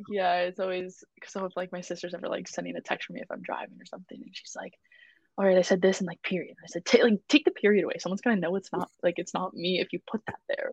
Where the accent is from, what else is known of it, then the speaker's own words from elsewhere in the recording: Buffalo, New York, United States; moved away as an adult; now in Boston, United States; I love my hometown and I love my food from there